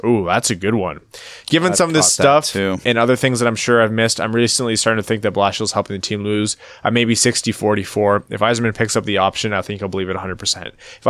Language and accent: English; Windsor, Ontario, Canada; We're going to go, we're going to a tournament by Windsor this weekend. That's my hometown.